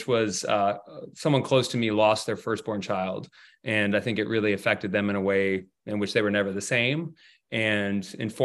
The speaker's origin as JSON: {"language": "English", "town": "Los Angeles", "region": "California", "country": "United States", "said": "I'm from Los Angeles, California"}